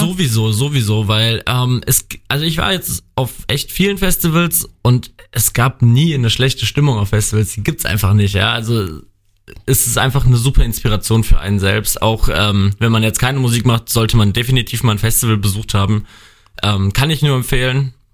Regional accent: Bad Kreuznach, Rhineland-Palatinate, Germany; ich komme gebürtig hier aus Bad Kreuznach, wohne in Bad Kreuznach

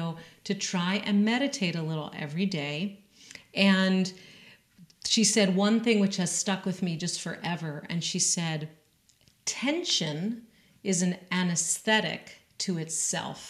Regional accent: Western Massachusetts, United States; I was raised in Western Massachusetts in an Ashkenazi shul and day school

